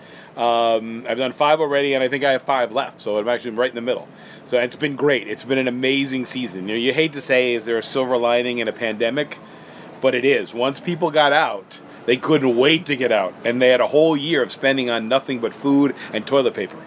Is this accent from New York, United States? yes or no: yes; New York City, New York, United States; I grew up in New York City